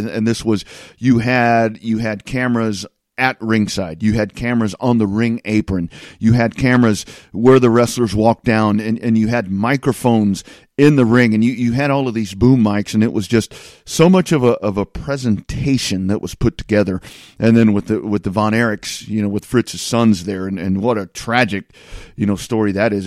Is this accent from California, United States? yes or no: no; Lockhart, Texas, United States; I, I grew up in Lockhart, just south of Austin